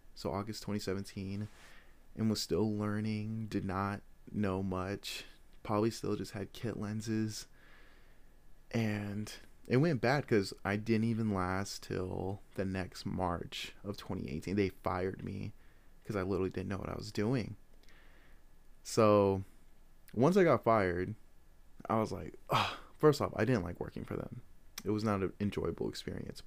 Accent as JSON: {"language": "English", "town": "Des Moines", "region": "Iowa", "country": "United States", "said": "I am from Des Moines, Iowa"}